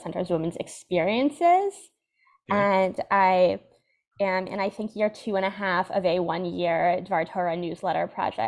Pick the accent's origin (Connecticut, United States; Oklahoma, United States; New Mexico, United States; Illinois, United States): Connecticut, United States; West Hartford; also born or lived in Washington Heights, New York; now in New York City, United States; I grew up in the modern Orthodox community in West Hartford, Connecticut